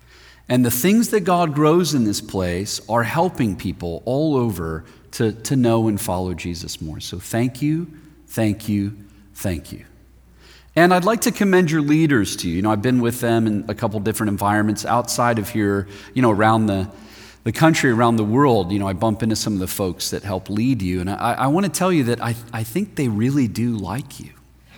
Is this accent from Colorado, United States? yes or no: yes; Denver, Colorado, United States; I'm from Denver, Colorado, which is a sister city, I think, of Portland.